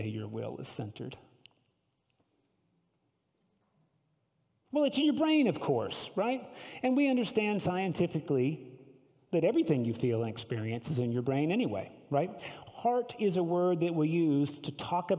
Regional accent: the South, United States; as a Southerner, we all prize our manners, especially in the South

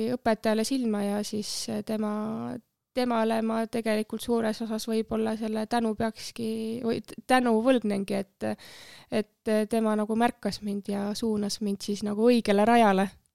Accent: Tallinn, Harju County, Estonia; Männikul äh, kasvasin üles ja metsa ääres seal mõnus

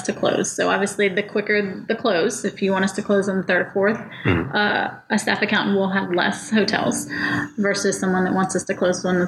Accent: Spring, Texas, United States; moved away as an adult; also born or lived in Georgia; I grew up in Spring, Texas. It's just a suburb north of Houston

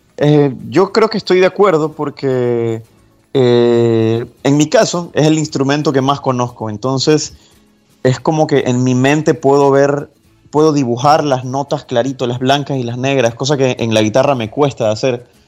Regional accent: Guayaquil, Guayas, Ecuador; Yo nací en Guayaquil, Ecuador

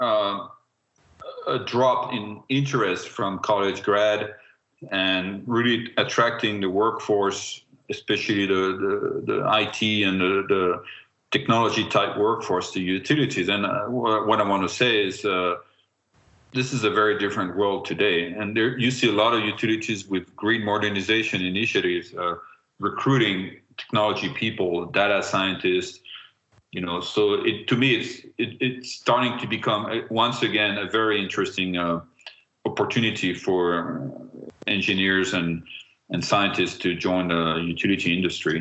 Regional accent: France; I am from France

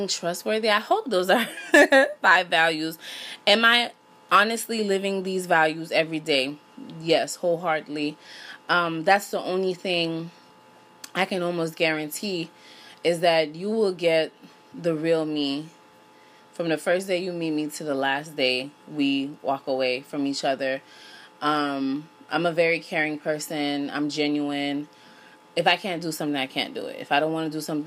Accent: Miami, Florida, United States; moved away as an adult; now in Los Angeles, United States; I was born in Miami, Florida. I attended North Miami Beach Senior High School.

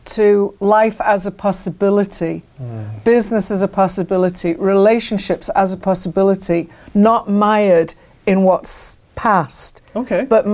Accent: England, United Kingdom; moved away; I grew up, I grew up in England

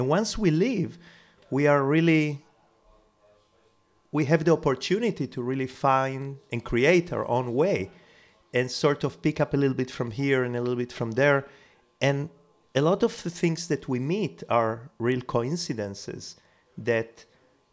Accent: Israel; moved away as an adult; also born or lived in Uruguay / Jerusalem / New York / Barcelona; I was born in South America, in Uruguay. Then I moved to Israel when I was 11.

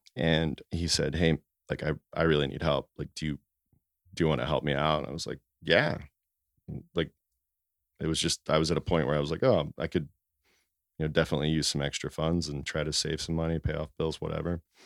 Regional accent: Norristown, Pennsylvania, United States; moved away as an adult; now in Philadelphia, United States; I grew up in Norristown

